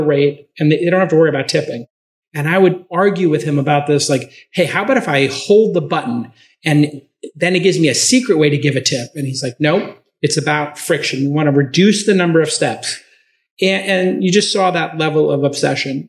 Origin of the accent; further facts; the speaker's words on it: New York City, New York, United States; I'm from Brooklyn.